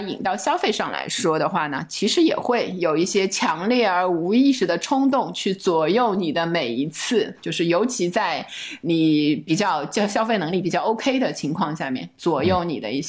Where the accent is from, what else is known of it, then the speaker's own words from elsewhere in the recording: Shanghai, China; 我是上海人